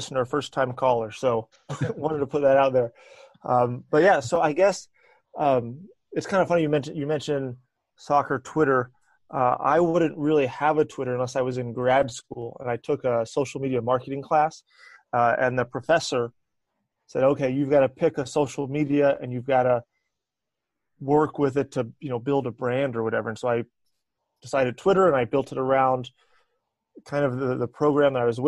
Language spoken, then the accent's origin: English; Eastern North Carolina, United States; moved away; I'm originally from Eastern North Carolina, so about halfway between Raleigh and the beach.